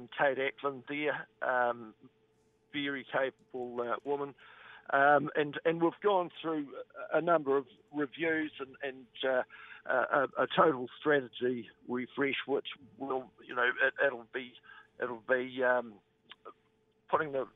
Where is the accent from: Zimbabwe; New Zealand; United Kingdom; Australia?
New Zealand; Western Southland; I was born and bred in Western Southland over near Tuatapu.